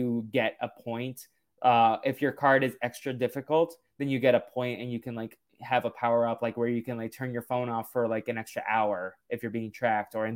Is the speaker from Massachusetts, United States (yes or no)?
yes; Massachusetts, United States; I'm from Massachusetts